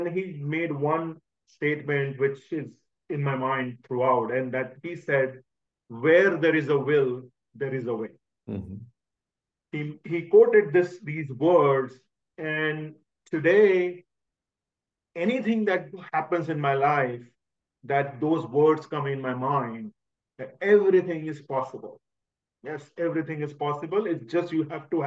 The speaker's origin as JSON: {"language": "English", "town": "Ujjain", "region": "Madhya Pradesh", "country": "India", "tie": "born or raised there", "said": "I was born in a small city in India called Ujjain. Okay. Used to live with my three sisters, my brother, and my parents. Growing up, it was a small town"}